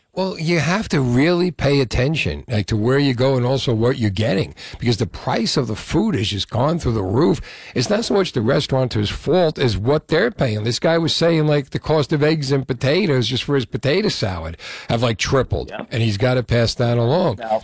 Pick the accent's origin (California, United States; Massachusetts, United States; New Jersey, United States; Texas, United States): New Jersey, United States; Union City; also born or lived in Marlboro, New Jersey / Old Bridge, New Jersey; growing up in Union City, we moved to Marlboro